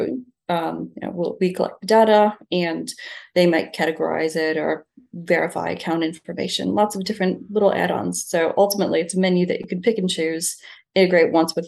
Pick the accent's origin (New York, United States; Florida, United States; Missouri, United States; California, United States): New York, United States; Niagara Falls; now in Bondi, Australia; I'm from Niagara Falls in the US